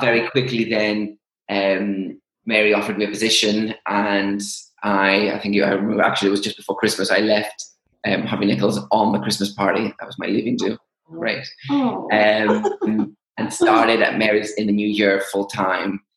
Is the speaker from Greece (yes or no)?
yes; Greece; moved away as an adult; now in United Kingdom; grew up and went to um, high school um, in Greece